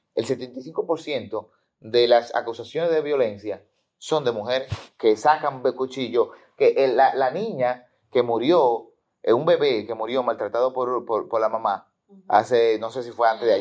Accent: Dominican Republic; Yo me quedé, como todo dominicano

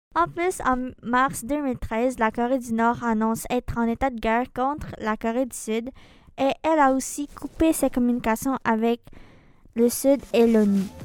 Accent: Philippines; moved away; des Philippines, mon pays d'origine.

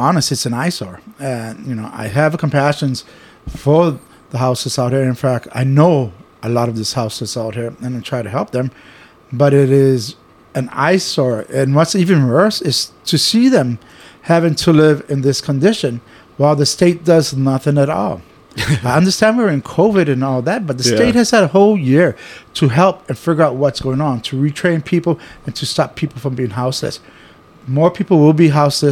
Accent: Honolulu, Hawaii, United States; I was born and raised here in Honolulu, Hawaii, right down the road in Kalihi

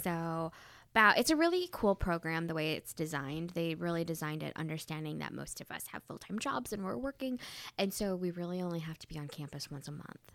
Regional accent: Southeast Michigan, United States; moved away as an adult; also born or lived in Wisconsin / New York; I grew up in Southeast Michigan, but I've lived in Wisconsin and New York at the same time

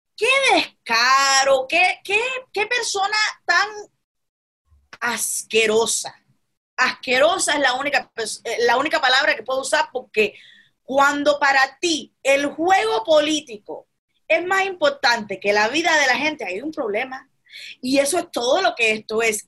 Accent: Cuba; now in United States; en Cuba, donde yo nací

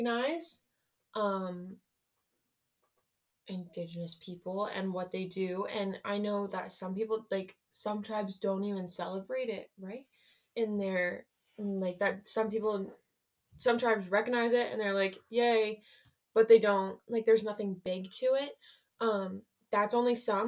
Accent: Ledyard, Connecticut, United States; also born or lived in Groton, Connecticut; I have lived in Connecticut my entire, like, 16, almost 17 years, and I have never had to move

